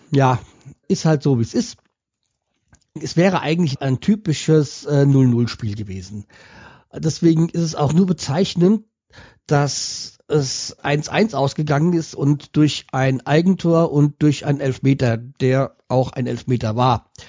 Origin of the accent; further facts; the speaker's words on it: Bremen, Germany; Auch wenn ich als Bremer mir natürlich drei Punkte gewünscht hätte.